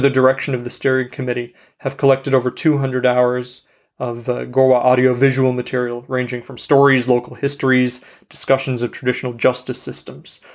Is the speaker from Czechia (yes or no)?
no; Canada; I'm Canadian